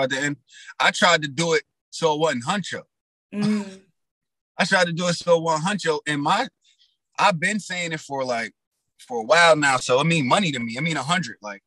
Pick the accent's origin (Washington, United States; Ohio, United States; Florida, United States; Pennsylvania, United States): Pennsylvania, United States; Johnstown; now in Neptune, New Jersey, United States; I was born and raised in Johnstown, Pennsylvania